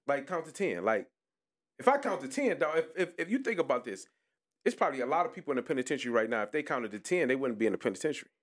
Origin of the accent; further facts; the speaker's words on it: Detroit, Michigan, United States; I'm from Puritan, but I'm going everywhere. I'm on Seven Mile